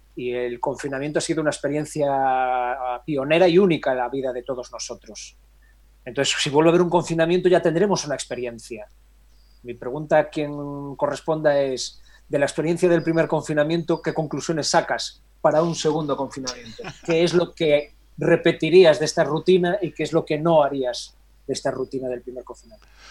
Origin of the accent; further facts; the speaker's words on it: Galicia, Spain; soy muy gallego